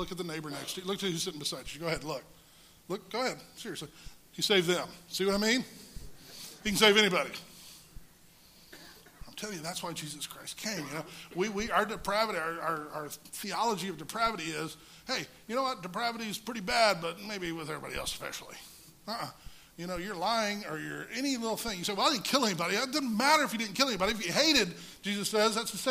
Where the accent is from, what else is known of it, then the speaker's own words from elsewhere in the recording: Texas, United States; I'm from Texas. That's the way we talk